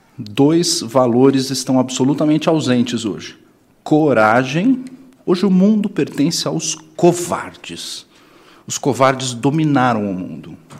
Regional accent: São Paulo, Brazil; eu sou de São Paulo

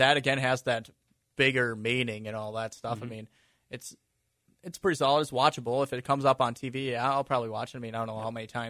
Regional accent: Minnesota, United States; Hurting me as a Minnesotan.

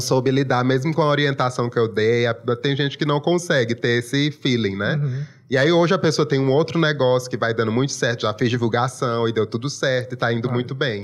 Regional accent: Brazil; Eu sou nascido e criado aqui Sim. e me orgulho muito desse sotaque

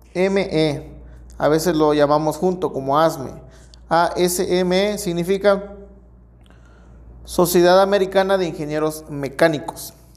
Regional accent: Mexico

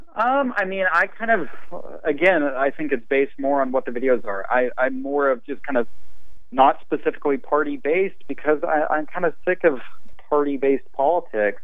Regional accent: Amarillo, Texas, United States; that's the landscape I grew up with in Amarillo. But I lived kind of out in the country here

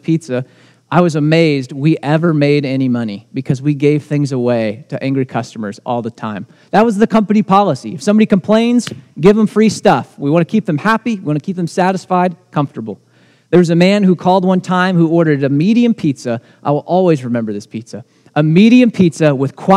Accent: United States; as American Christians

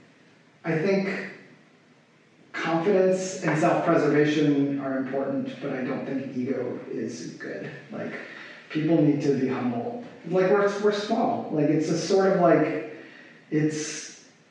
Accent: New York City, New York, United States; also born or lived in Japan; I moved to New York from Japan when I was like a little kid. Like I was like only a little older than 1 year old

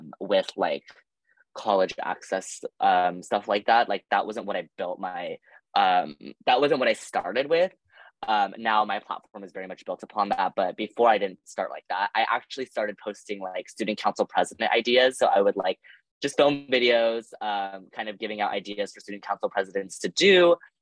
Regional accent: Los Angeles, California, United States; moved away as an adult; now in Nashville, United States; I'm originally from Los Angeles, California

